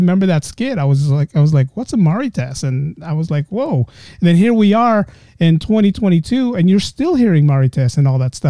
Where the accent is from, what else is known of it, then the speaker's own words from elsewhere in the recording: San Francisco, California, United States; I grew up in San Francisco. I grew up in a pretty bad neighborhood back then.